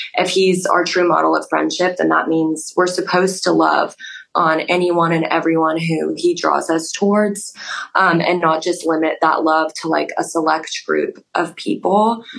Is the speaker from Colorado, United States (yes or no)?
yes; Denver, Colorado, United States; accent: Colorado; moved away as an adult; I'm from Denver, Colorado. So a little bit far away. Everyone says I say Colorado weird, like with the Colorado accent